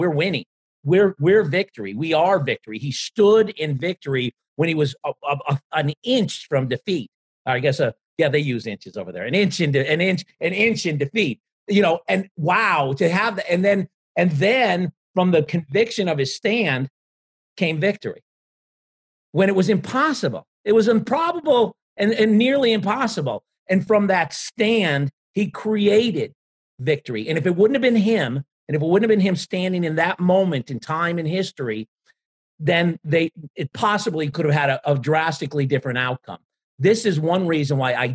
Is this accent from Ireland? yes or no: yes; Ireland; as an Irishman